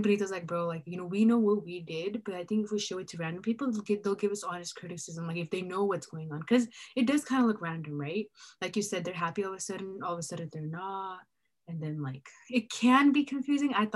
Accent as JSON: {"language": "English", "town": "Bakersfield", "region": "California", "country": "United States", "said": "I'm from Bakersfield"}